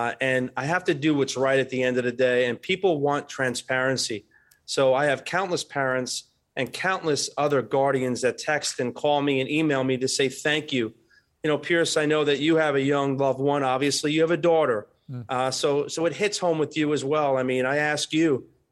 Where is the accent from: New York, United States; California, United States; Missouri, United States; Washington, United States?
New York, United States; now in Florida, United States; my hometown in New York, Chicago.